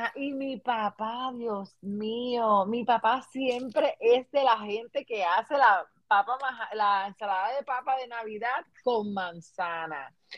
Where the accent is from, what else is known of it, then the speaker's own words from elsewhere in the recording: Puerto Rico; moved away as an adult; now in United States; ambas somos puertorriqueñas, eh, vivimos en diferentes estados, pero cargamos nuestras tradiciones de, Puerto Rico